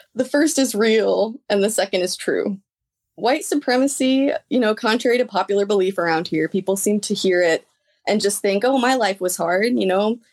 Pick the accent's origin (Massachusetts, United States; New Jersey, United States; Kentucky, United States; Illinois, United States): Illinois, United States; Lexington; also born or lived in Normal, Illinois; I was born in Normal at Broman, um, twenty years ago now, and I was raised in Lexington. I've been here my whole life